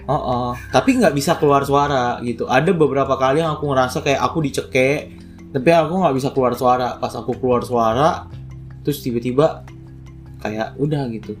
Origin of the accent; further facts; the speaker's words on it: Manado, North Sulawesi, Indonesia; moved away as an adult; now in Jakarta, Indonesia; Jadi aku aslinya dari Manado, kan. Terus, uh, dari S D sampai S M A di Manado